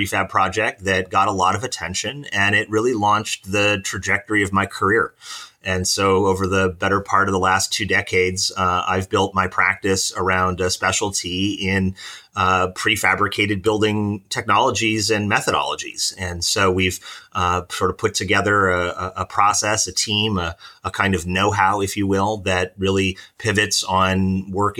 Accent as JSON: {"language": "English", "region": "Pennsylvania", "country": "United States", "tie": "born or raised there", "said": "I grew up in Pennsylvania amongst a family of physicians and social workers."}